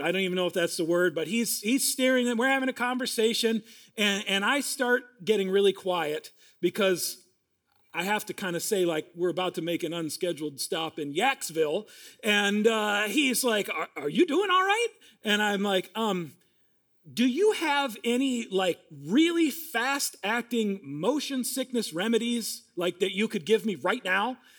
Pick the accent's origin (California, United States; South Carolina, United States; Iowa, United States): Iowa, United States; now in Minnesota, United States; Now, I grew up in Iowa